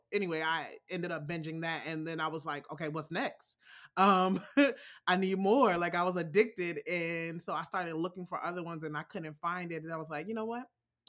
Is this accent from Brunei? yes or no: no; Alexandria, Virginia, United States; I am from Alexandria, Virginia. It's in the DC metro area. It's a small part of Virginia as compared to other parts. And it's almost city, but not quite. It's like a step away from being the city.